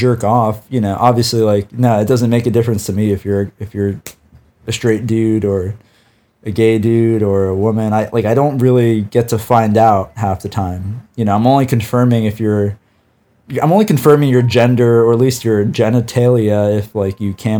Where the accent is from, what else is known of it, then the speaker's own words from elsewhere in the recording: California, United States; I'm from California. How about you? Wasting away in the sunshine.